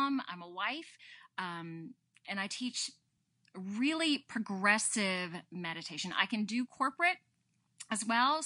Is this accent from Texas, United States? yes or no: no; Statesboro, Georgia, United States; I come from Statesboro, Georgia, which is near Savannah